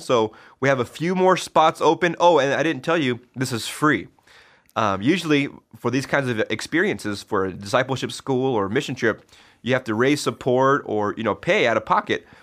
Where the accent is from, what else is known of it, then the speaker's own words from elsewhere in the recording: Vale, Oregon, United States; also born or lived in Connecticut / Boise, Idaho; my home, my hometown, Vail High